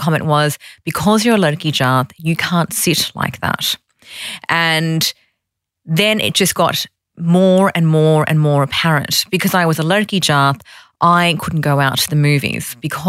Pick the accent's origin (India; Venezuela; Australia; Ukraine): Australia; Sydney, New South Wales; also born or lived in Fiji; I grew up in Sydney. I was born in Fiji and I was brought here when I was one. So I'm very much a Sydney-sider.